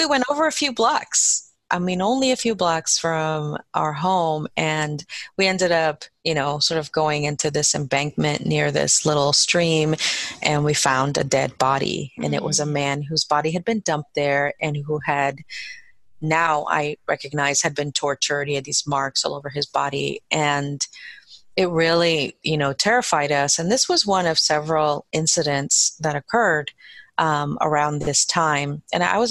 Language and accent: English; Guatemala City, Guatemala Department, Guatemala; now in Baltimore, United States; I was born in Guatemala, in Guatemala City, and that's where my parents are from. And I was born there. And my parents, I would say we had a really good life there.